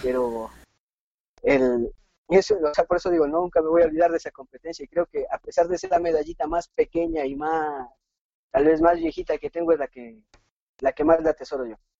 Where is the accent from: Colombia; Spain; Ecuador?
Ecuador; Ibarra, Imbabura; Llegamos a la ciudad de Ibarra, donde resido